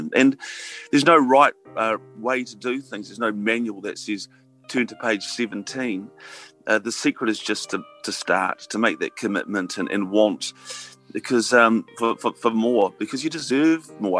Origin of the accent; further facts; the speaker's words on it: Hawera, Taranaki, New Zealand; I grew up in Hawera. I grew up in an agricultural area